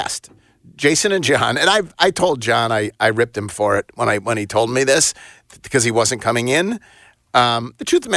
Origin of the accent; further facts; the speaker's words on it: Hamburg, New York, United States; now in Memphis, United States; in Buffalo, in my hometown, where in Hamburg is my particular suburb